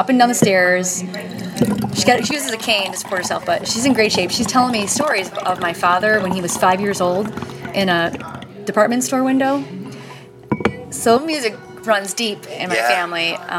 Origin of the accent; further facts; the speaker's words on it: Clay, New York, United States; Clay, New York.